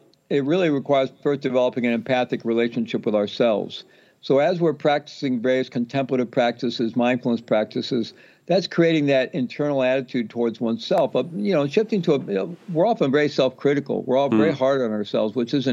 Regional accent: the Midwest of the U.S., United States; I grew up Roman Catholic in the Midwest of the U.S.

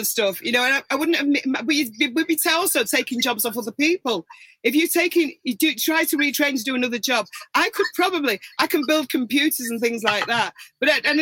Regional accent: Manchester, North West England, United Kingdom; I'm from Manchester

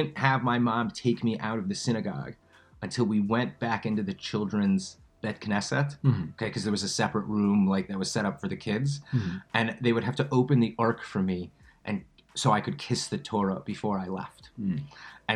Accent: Cincinnati, Ohio, United States; moved away as an adult; also born or lived in Chicago; now in Israel; I grew up in Cincinnati, Ohio. Whole family's from Chicago

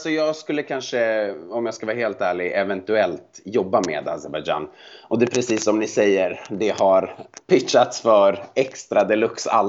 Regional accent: Montenegro; Mitt hemland!

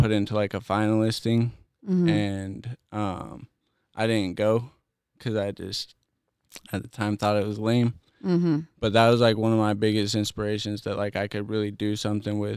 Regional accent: Utah, United States; also born or lived in Sandy, Utah / Orem, Utah / Salt Lake City, Utah; I'm from Utah, originally born and raised. I was born in Sandy. Then I moved out to a small town called Tridale

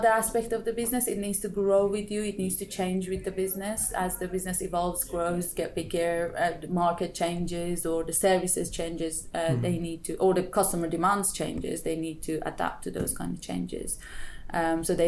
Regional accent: Iran; moved away as an adult; also born or lived in Brighton, United Kingdom; now in United Kingdom; So I'm originally from Iran. I did my bachelor in Iran.

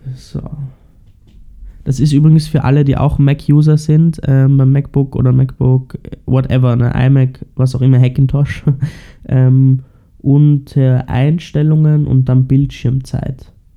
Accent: Austria; bei uns in Österreich

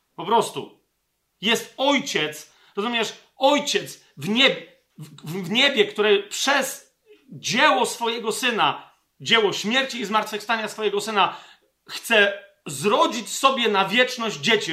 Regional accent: Poland; Ja, jako Polak, jako Polka

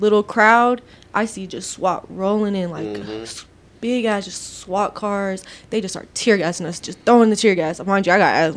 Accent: Victorville, California, United States; moved away; also born or lived in Apple Valley, California / Las Vegas, Nevada; I was in Victorville at that time because that's my hometown

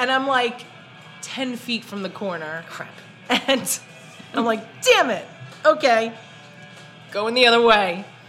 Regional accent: New York City, New York, United States; accent: Brooklyn; growing up in Brooklyn

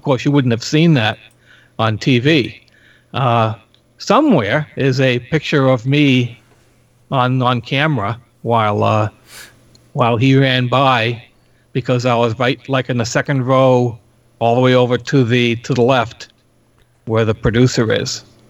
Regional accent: Boston, Massachusetts, United States; Well, yeah, we're both from Boston. Boston.

